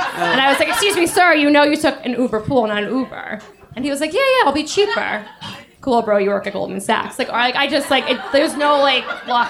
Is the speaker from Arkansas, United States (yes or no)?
no; New York City, New York, United States; I'm from New York City.